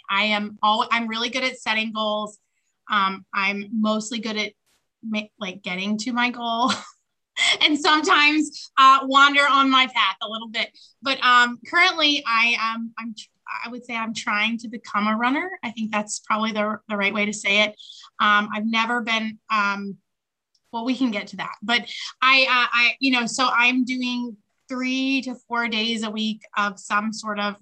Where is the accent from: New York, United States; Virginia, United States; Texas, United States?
Virginia, United States; Gloucester; now in Chesapeake, United States; I am originally from Gloucester, Virginia, so not too far from where I reside now. I'm in Chesapeake